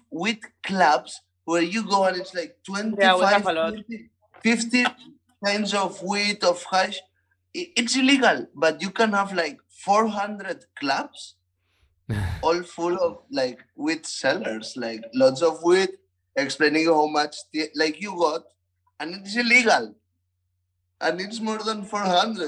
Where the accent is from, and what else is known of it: Barcelona, Catalonia, Spain